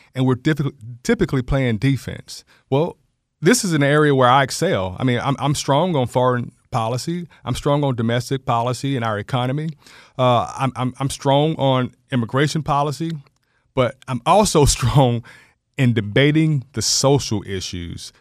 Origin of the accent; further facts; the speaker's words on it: Georgia, United States; also born or lived in Macon, Georgia / Cobb County, Georgia; I'm a Georgia native, born and raised here in Georgia